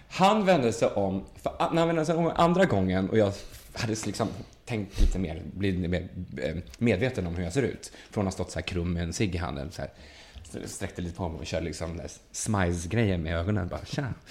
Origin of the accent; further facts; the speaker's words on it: Sweden; jag var från Sverige